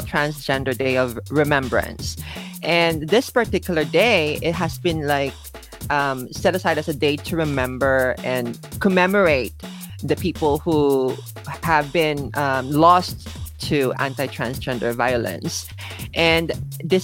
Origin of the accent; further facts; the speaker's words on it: Manila, Metro Manila, Philippines; moved away as an adult; now in Japan; I am originally from the Philippines. I was born and raised in Manila. And I left Manila when I was about 18.